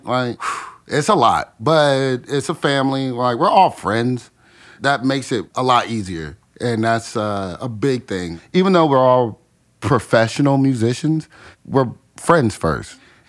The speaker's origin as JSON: {"language": "English", "town": "Washington", "region": "District of Columbia", "country": "United States", "tie": "born or raised there", "moved": "as an adult", "lives_now": "Chattanooga, United States", "said": "I'm originally from Washington, D.C. I love it. So I always say that. I lived in D.C. most of my life. Just living in such a melting pot."}